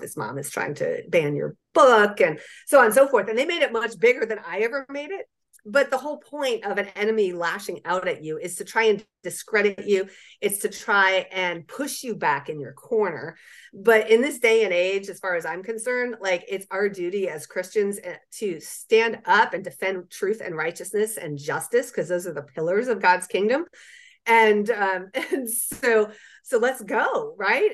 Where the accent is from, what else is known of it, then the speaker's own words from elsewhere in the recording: Southeast, United States; I'm from the Southeast